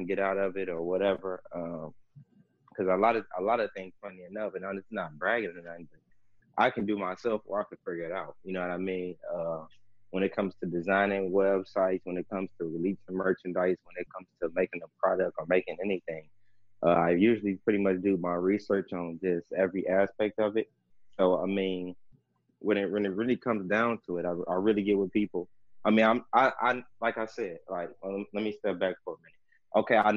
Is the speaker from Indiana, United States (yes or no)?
yes; East Chicago, Indiana, United States; now in Los Angeles, United States; I'm from, like, the Chicagoland area. a city called East Chicago, Indiana